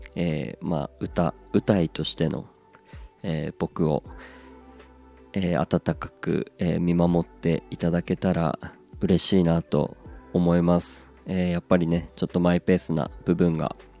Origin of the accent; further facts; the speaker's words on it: Aomori, Japan; now in Tokyo, Japan; 青森から上京して